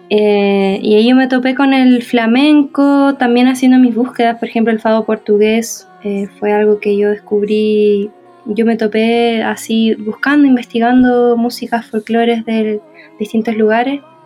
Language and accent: Spanish; Chile; yo soy chilena